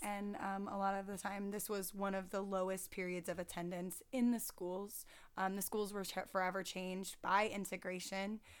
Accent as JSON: {"language": "English", "region": "the South", "country": "United States", "said": "even though I'm from the South, uh, I've been called a Yankee my entire life"}